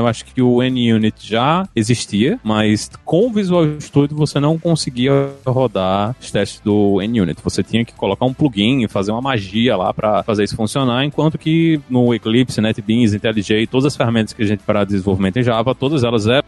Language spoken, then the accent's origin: Portuguese; João Pessoa, Paraíba, Brazil; moved away as an adult; also born or lived in Cambridge, United States; now in United States; em João Pessoa, minha cidade natal